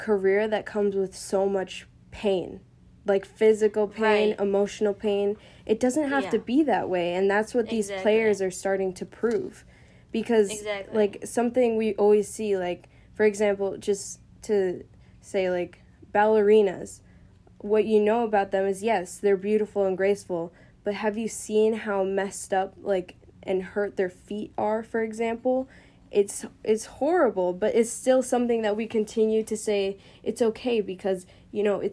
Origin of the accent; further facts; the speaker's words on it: United States; as Americans